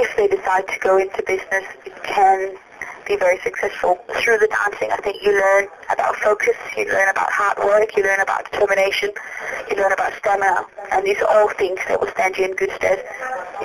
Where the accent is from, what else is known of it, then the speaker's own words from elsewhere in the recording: Copenhagen, Capital Region of Denmark, Denmark; moved away as an adult; now in London, United Kingdom; My husband and I, we are originally from Denmark. We moved to London when we were only 18 to pursue our dancing